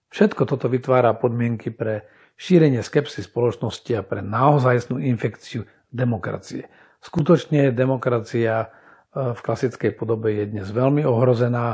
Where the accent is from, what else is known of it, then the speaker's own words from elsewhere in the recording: Slovakia; u nás na Slovensku